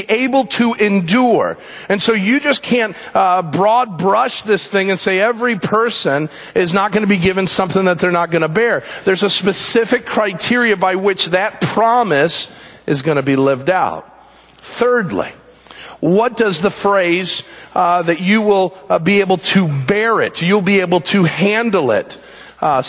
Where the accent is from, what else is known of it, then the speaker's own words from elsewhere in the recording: United States; we say as American Christians